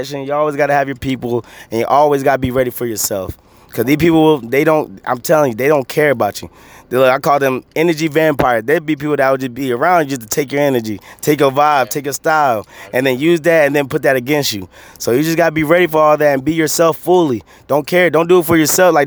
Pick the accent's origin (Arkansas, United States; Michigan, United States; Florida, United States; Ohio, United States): Florida, United States; Miami; now in Charlotte, United States; I'm from Miami